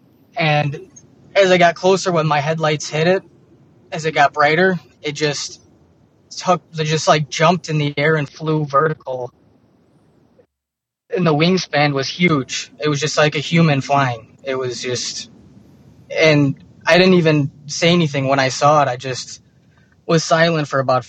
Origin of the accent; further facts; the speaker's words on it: Streamwood, Illinois, United States; I'm from Streamwood, Illinois